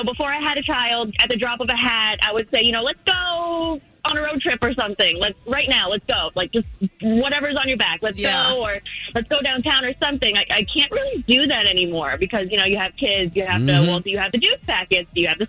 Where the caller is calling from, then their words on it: Winter Park, Florida, United States; calling from Winter Park.